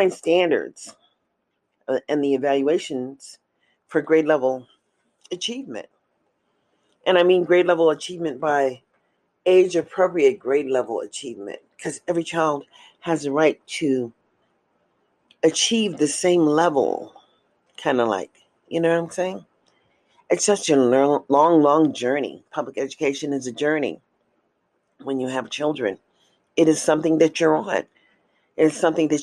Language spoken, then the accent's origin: English; United States; As an American citizen